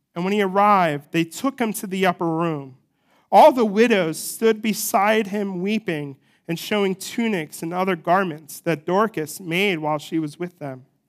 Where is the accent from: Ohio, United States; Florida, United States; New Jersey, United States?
New Jersey, United States; moved away; I'm from New Jersey.